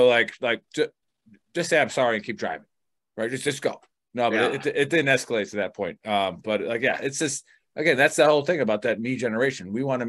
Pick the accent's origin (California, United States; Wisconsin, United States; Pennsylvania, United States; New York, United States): New York, United States; I'm a New Yorker and a DCian now